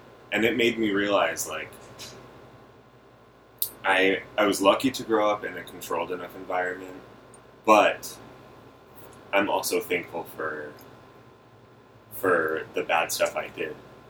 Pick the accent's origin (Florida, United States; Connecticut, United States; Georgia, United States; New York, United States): Connecticut, United States; I was raised in Connecticut.